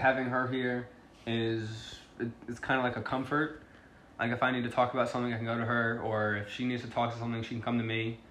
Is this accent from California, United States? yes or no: no; Long Island, New York, United States; I'm from Long Island, New York